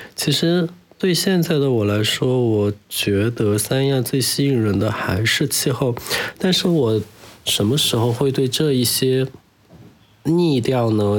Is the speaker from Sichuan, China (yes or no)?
yes; Chengdu, Sichuan, China; moved away as an adult; now in Sanya, China; 我的家乡在成都